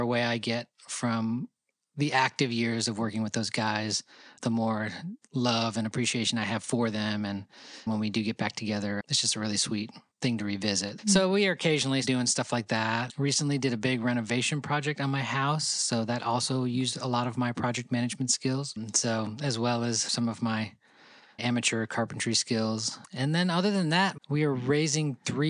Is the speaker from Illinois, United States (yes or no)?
no; Rochester, New York, United States; now in Nashville, United States; We grew up in Rochester, New York together